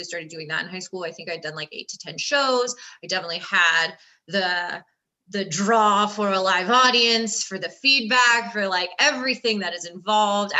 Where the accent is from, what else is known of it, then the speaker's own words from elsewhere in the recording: California, United States; I grew up in California